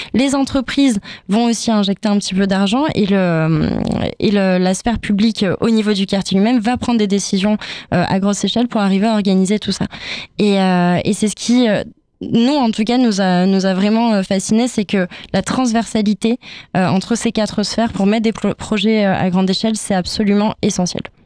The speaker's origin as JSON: {"language": "French", "town": "Toulouse", "region": "Occitania", "country": "France", "said": "nous, on est de Toulouse"}